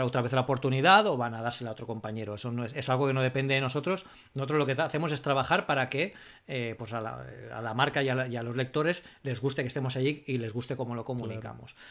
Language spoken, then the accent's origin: Spanish; Spain; nosotros aquí en el, grupo que venimos de España